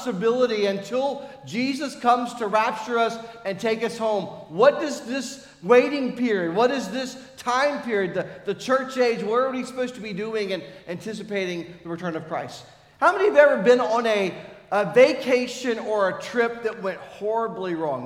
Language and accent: English; United States; we're American